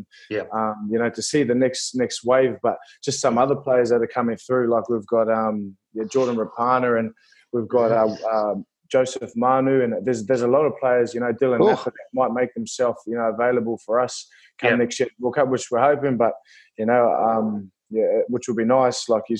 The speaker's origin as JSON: {"language": "English", "town": "Levin", "region": "Manawatū-Whanganui", "country": "New Zealand", "tie": "born or raised there", "also_born_or_lived": "Australia / France / England", "moved": "yes", "lives_now": "Huddersfield, United Kingdom", "said": "I'm a proud Kiwi, born and bred in New Zealand."}